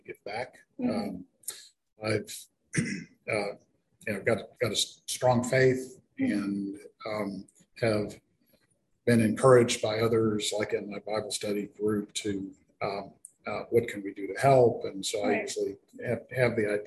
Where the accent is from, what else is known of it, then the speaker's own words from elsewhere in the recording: Boerne, Texas, United States; moved away as an adult; also born or lived in San Antonio; I grew up here in Bernie